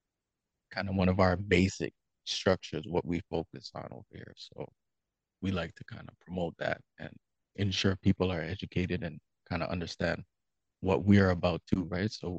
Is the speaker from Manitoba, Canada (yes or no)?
no; Toronto, Ontario, Canada; I'm from Scarborough, so in the East End, Greenbrae to be exact. So growing up there, it's a little different